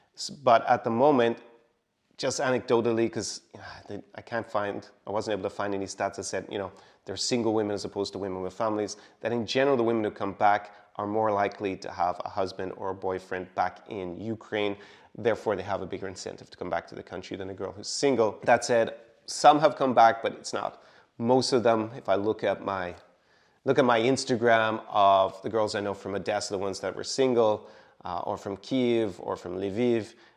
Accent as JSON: {"language": "English", "country": "Ireland", "moved": "yes", "said": "my home country, Ireland"}